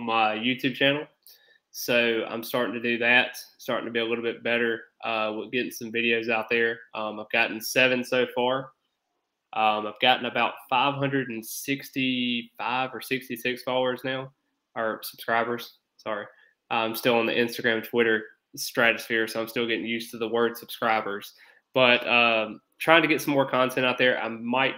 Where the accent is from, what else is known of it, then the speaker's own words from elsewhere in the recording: Alabama, United States; moved away; I'm originally from Alabama